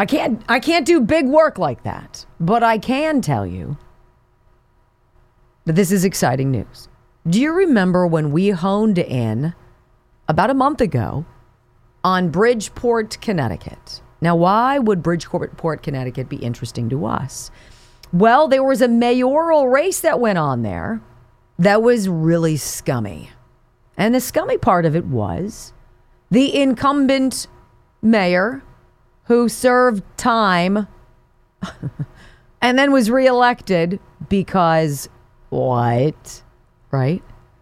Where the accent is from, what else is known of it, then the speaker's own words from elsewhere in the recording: Cuba; I come from Cuba. My people are from Cuba. We don't trust banks because we don't get banks, right?